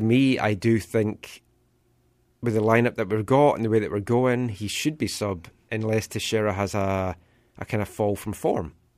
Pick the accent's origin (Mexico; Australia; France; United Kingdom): United Kingdom; Scotland; now in Vancouver, Canada; being Scottish